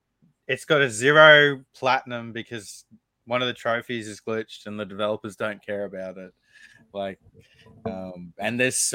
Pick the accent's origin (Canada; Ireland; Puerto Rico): Canada; I'm Canadian.